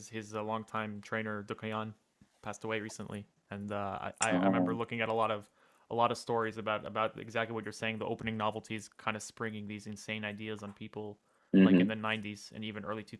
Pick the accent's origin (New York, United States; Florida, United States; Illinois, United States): New York, United States; Shout out New York Marshals, by the way, my hometown team.